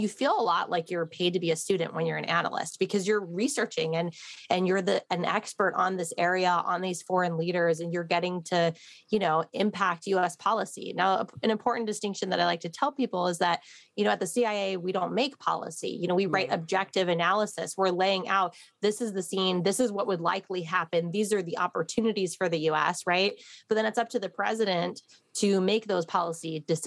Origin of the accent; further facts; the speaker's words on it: Midwest, United States; I'm from the Midwest